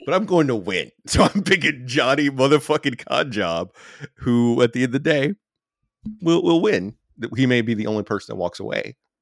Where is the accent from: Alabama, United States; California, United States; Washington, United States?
Alabama, United States; I'm from Alabama